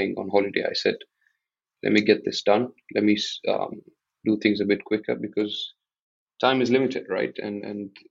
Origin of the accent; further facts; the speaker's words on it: Mombasa, Mombasa County, Kenya; also born or lived in Buckingham, United Kingdom; born and raised in Mombasa, I studied I did my high school here in Mombasa